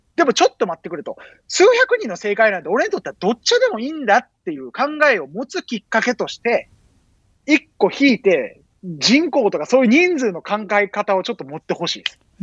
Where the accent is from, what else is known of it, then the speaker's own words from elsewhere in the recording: Osaka, Japan; now in Brazil; 大阪で生まれ育った